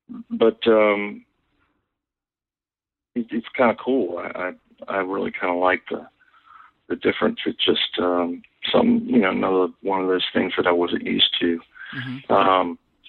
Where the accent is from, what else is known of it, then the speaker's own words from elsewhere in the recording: Norfolk, Virginia, United States; moved away as an adult; now in Nashville, United States; I am a fourth generation Norfolkian, Norfolk, Virginia.